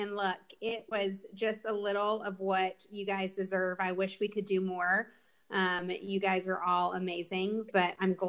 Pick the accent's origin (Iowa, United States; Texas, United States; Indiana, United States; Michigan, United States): Texas, United States; Fort Worth; moved away as an adult; also born or lived in Austin, Texas; now in North Carolina, United States; So I was born and raised in Fort Worth, Texas.